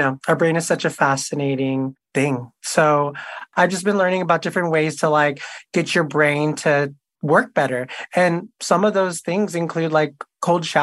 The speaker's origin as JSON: {"language": "English", "town": "Houston", "region": "Texas", "country": "United States", "moved": "as an adult", "lives_now": "Los Angeles, United States", "said": "I am from Houston, Texas. I live in Los Angeles. I moved here, like 7 years ago"}